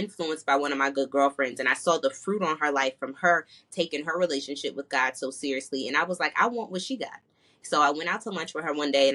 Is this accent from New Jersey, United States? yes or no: yes; New Jersey, United States; moved away as an adult; also born or lived in North Carolina; I'm originally from New Jersey. I came to North Carolina for college.